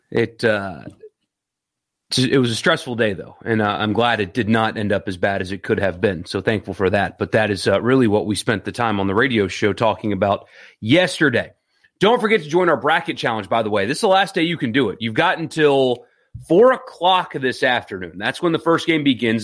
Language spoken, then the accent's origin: English; Greenville, South Carolina, United States; now in Mississippi, United States; I grew up in Greenville, South Carolina